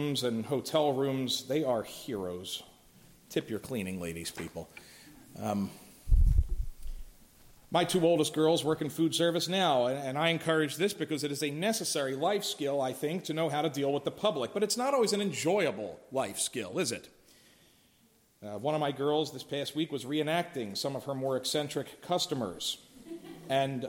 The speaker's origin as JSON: {"language": "English", "town": "Philadelphia", "region": "Pennsylvania", "country": "United States", "said": "I'm from Philly"}